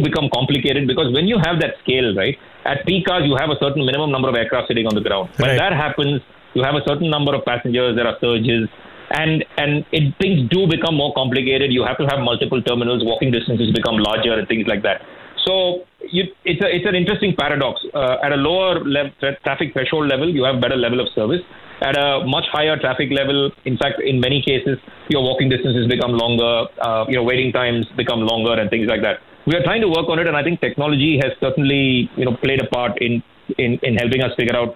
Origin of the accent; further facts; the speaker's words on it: Chennai, Tamil Nadu, India; now in Bangalore, India; I grew up in Chennai, but I had most of my family who lived here